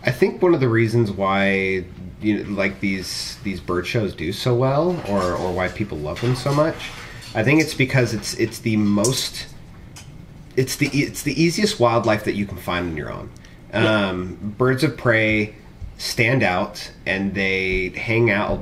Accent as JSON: {"language": "English", "town": "Pismo Beach", "region": "California", "country": "United States", "tie": "born or raised there", "moved": "yes", "lives_now": "Utah, United States", "said": "I grew up in Pismo Beach area"}